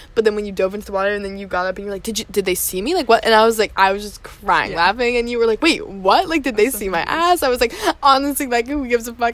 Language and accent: English; United States; I'm from the United States